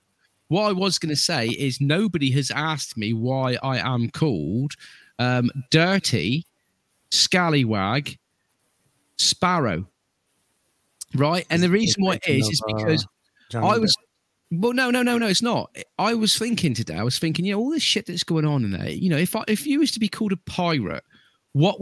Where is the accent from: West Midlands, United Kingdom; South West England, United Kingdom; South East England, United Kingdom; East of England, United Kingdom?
South West England, United Kingdom; Cornwall; I'm a Cornish pirate